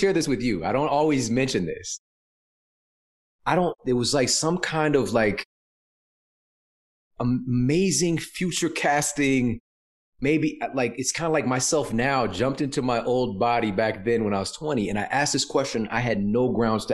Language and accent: English; Ferguson, Missouri, United States; Coming from where I'm from St. Louis, Missouri, Ferguson, Missouri.